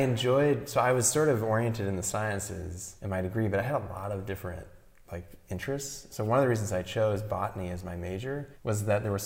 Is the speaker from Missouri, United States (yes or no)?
yes; St. Louis, Missouri, United States; moved away as an adult; also born or lived in Fort Collins, Colorado; now in Santa Barbara County, United States; growing up in St. Louis, Missouri in the Midwest